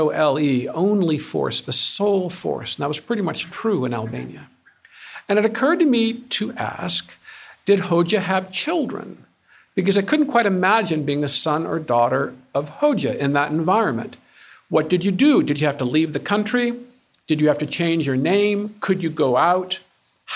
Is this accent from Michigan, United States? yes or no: yes; Ann Arbor, Michigan, United States; moved away; I'm a Michigander. I'm from Ann Arbor.